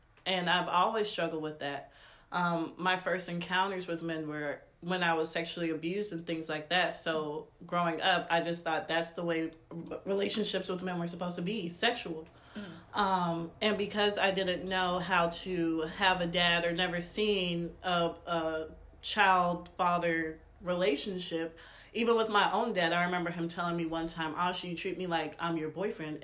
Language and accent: English; Tucker, Georgia, United States; moved away as an adult; also born or lived in metropolitan Atlanta; now in Savannah, United States; I was born in Tucker, Georgia. I kind of lived all around metropolitan Atlanta before deciding to get my degree here at Savannah State University